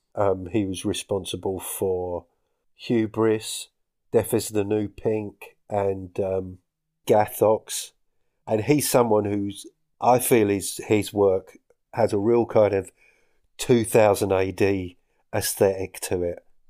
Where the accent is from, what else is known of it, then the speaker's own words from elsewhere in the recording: Essex, East of England, United Kingdom; moved away as an adult; now in Scottish Highlands, United Kingdom; I'm from Essex, in case you couldn't tell.